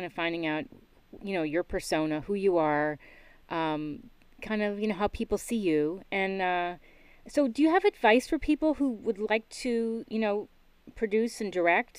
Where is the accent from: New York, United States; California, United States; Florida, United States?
New York, United States; And I'm from New York